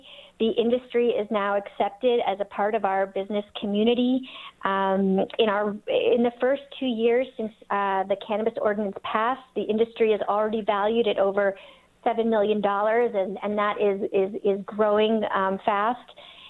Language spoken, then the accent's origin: English; East Coast, United States; Well, I think growing up on the East Coast and going to Cornell and really being inspired by that life that New York City offers